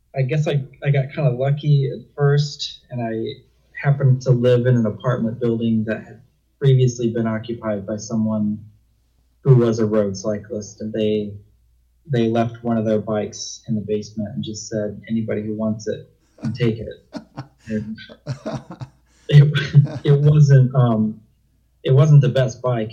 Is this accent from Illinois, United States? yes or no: yes; Illinois, United States; moved away as an adult; also born or lived in Wyoming / Utah; I'm originally from Illinois. I lived in Illinois for about 18 years